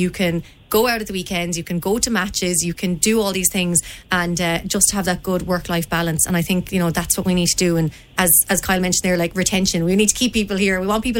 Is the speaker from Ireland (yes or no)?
yes; Galway, Connacht, Ireland; also born or lived in Dublin; now in Limerick, Ireland; For me as well, like, I was born in Dublin, raised in Galway, obviously living in Limerick